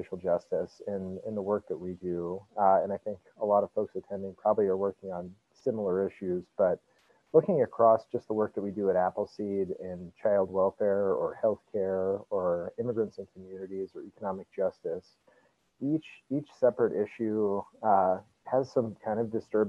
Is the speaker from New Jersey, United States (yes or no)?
no; Denver, Colorado, United States; moved away as an adult; also born or lived in Nebraska; I grew up in Denver and went to law school in Nebraska